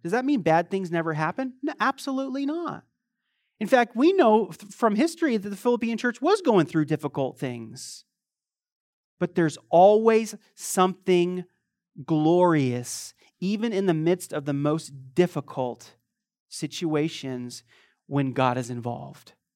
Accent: United States; moved away as an adult; also born or lived in Croatia / Eastern Europe; I'm an American

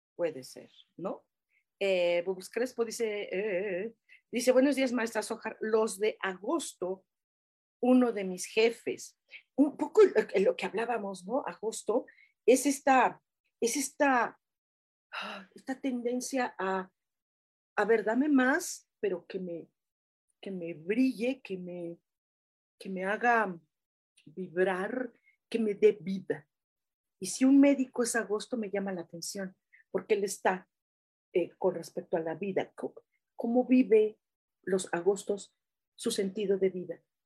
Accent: Mexico City, Mexico; Así somos los chilangos.

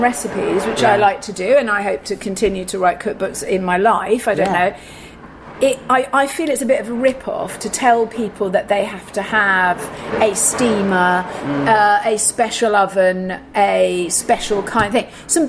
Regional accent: England, United Kingdom; I mean, I'm very English and polite

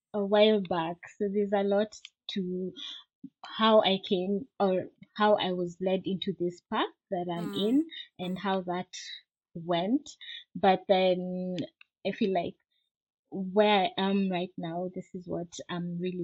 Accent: Nairobi, Kenya; moved away as an adult; now in South Africa; I grew up in Nairobi, Kenya.

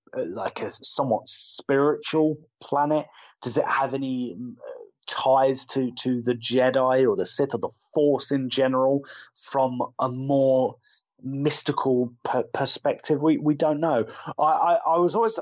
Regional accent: United Kingdom; As a Brit

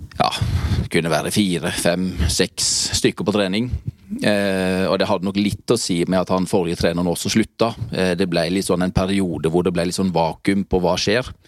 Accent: Grimstad, Agder, Norway; moved away as an adult; født og oppvokst i Grimstad

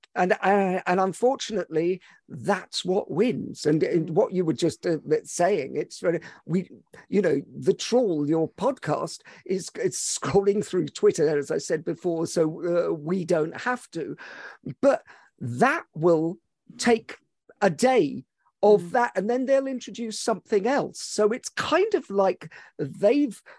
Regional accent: Scotland, United Kingdom; I'm Scottish and Hungarian

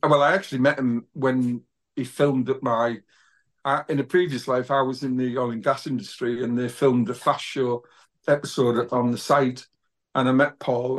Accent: Middlesbrough, North East England, United Kingdom; moved away as an adult; now in North Yorkshire, United Kingdom; I was born in Grangetown, Whitworth Road, which is like a really poor part of a suburb of Middlesbrough

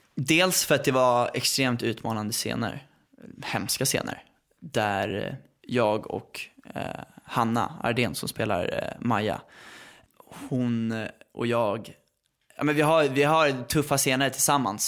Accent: Värmdö, Stockholm County, Sweden; jag är uppväxt på Värmdö

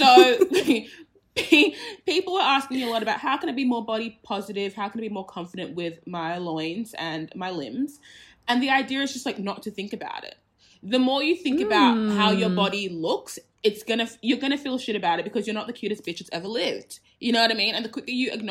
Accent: Australia; I was born in Australia

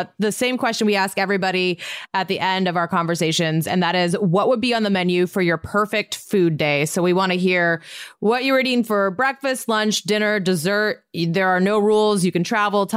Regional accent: Montana, United States; I'm from Montana

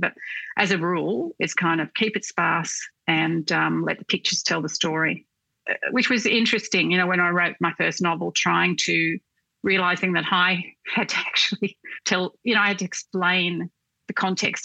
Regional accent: Newcastle, New South Wales, Australia; moved away as an adult; also born or lived in Sydney; I grew up in Newcastle

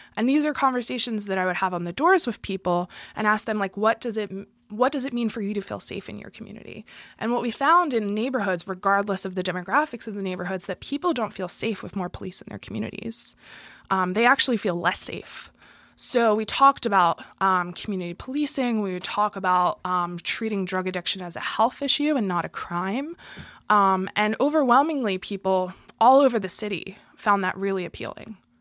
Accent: Philadelphia, Pennsylvania, United States; born and raised in Philadelphia in a white working class neighborhood

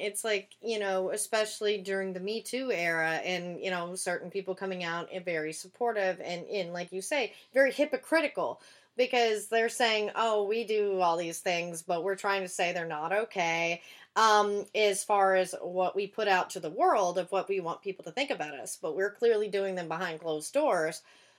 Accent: the Bible Belt, United States; now in Los Angeles, United States; I grew up in the Bible Belt, and there's a lot of stuff like that, including, like, Jehovah's Witness there.

